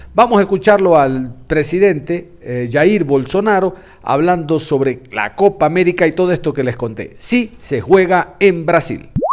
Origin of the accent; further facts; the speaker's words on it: Ecuador; como ecuatoriano